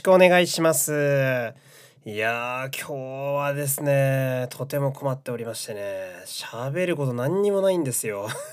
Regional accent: Fukui, Japan; now in Tokyo, Japan; 激田舎の人間なので、私は出身が

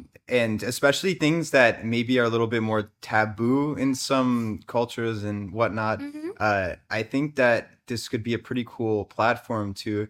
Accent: United States; Like literally from opposite places on the planet. Like I'm from America.

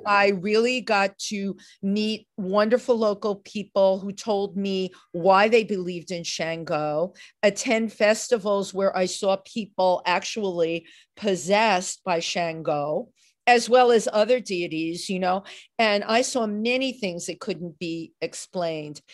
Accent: New York City, New York, United States; I grew up in the Bronx

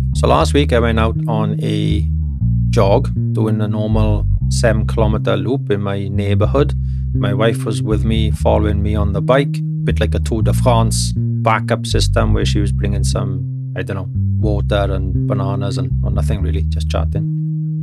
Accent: United Kingdom; now in Germany; being a British gentleman

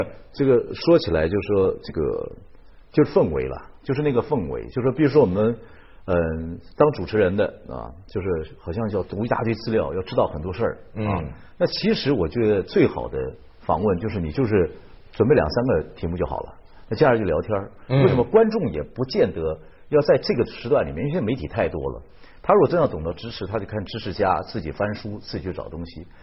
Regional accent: Taiwan; 我是从小在眷村长大

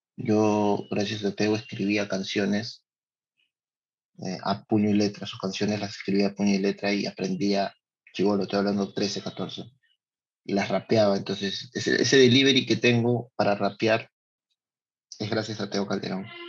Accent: Lima, Peru; born or raised there; also born or lived in San Luis de Cañete (parents' birthplace)

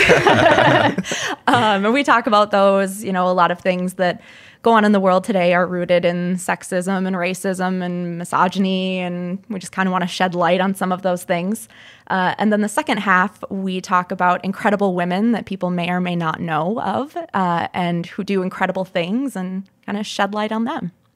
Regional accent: St. Peter, Minnesota, United States; also born or lived in Duluth, Minnesota; I'm originally from St. Peter. I went to college up in Duluth and I moved

